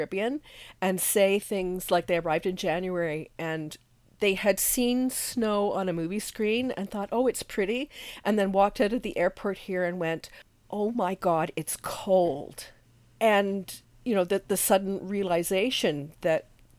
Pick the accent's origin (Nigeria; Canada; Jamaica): Canada; as a Canadian